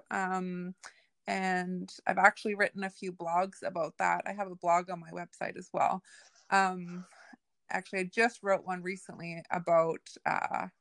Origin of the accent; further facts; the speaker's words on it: Nova Scotia, Canada; I grew up off reserve. I grew up here in Nova Scotia